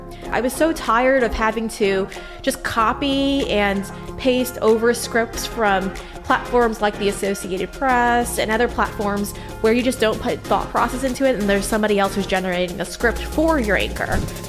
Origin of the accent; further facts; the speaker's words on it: Huntington, New York, United States; I was raised in Huntington, New York with my 6 siblings. My mom stayed at home and raised us all while my father worked.